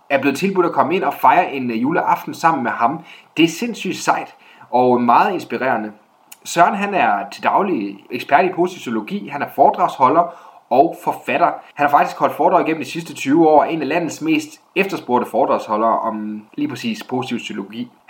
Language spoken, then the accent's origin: Danish; Jutland, Denmark; på godt jysk, øh, hvor jeg kommer fra